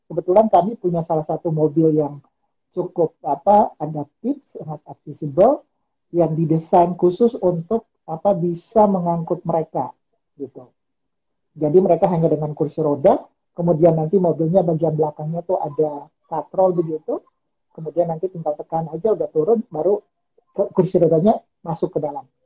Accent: Ambon, Maluku, Indonesia; now in Yogyakarta, Indonesia; Saya saya aslinya Ambon.

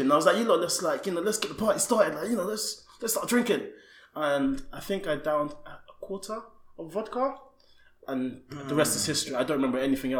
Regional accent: London, United Kingdom; I grew up in South London

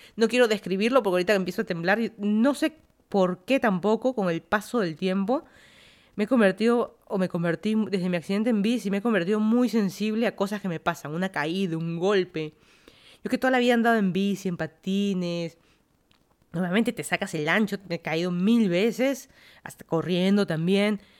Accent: Lima, Peru; moved away as an adult; also born or lived in Miami, Florida; now in Fairfax County, Virginia, United States; yo soy de Lima, Perú, me mudé a Estados Unidos hace cinco años

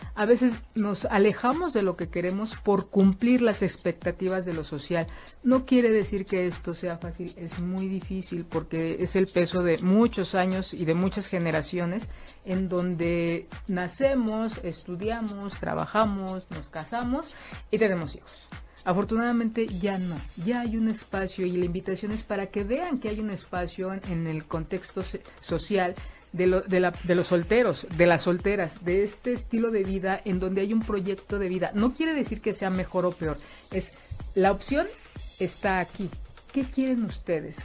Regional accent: Mexico

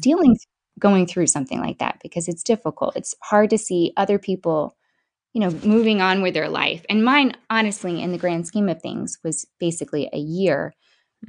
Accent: Bradenton, Florida, United States; also born or lived in Palmetto, Florida / St. Augustine, Florida / Mississippi; I am from Bradenton, Florida, and I live about 15 minutes from there in Palmetto, Florida currently

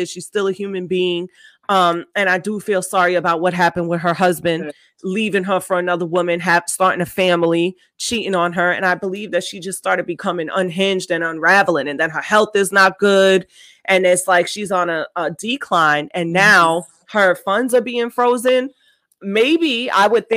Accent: New York, United States; I grew up born and raised in New York.

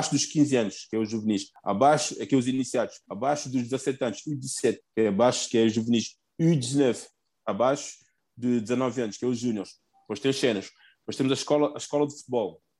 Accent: Guinea-Bissau; now in Portugal; Eu sou de Guiné-Bissau

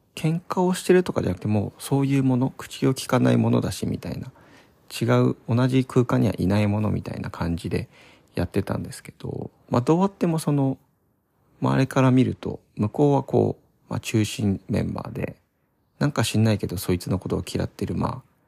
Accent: Odawara, Kanagawa, Japan; moved away as an adult; also born or lived in Tsukuba, Ibaraki / Fukuoka; now in Tokyo, Japan; 地元はそう神奈川の小田原っていうところなんですけど

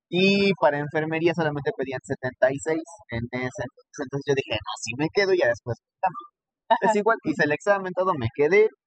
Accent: Texcoco, State of Mexico, Mexico; yo estudié toda mi vida en Rompeso, yo soy de Texcoco. Eh, allá estudié la primaria, secundaria, preparatoria

